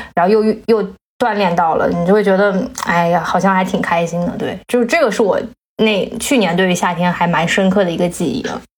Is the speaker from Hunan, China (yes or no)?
no; Jiangsu, China; now in Beijing, China; 小时候我是在南方长大的